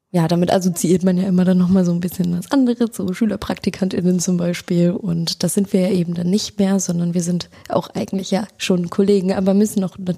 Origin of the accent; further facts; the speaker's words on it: near Bremerhaven, Bremen, Germany; moved away as an adult; also born or lived in Hannover; now in Oldenburg, Germany; Ich komme ursprünglich aus der Nähe von Bremerhaven und habe die letzten vier Jahre in Hannover studiert, Religionspädagogik und soziale Arbeit.